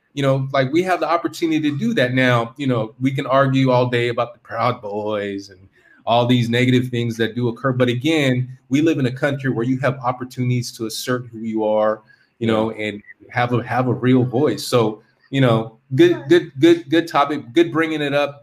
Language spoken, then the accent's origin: English; California, United States; moved away as an adult; also born or lived in Korea; I'm from California.